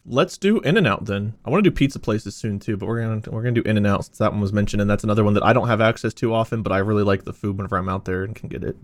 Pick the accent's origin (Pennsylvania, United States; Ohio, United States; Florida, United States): Ohio, United States; born or raised there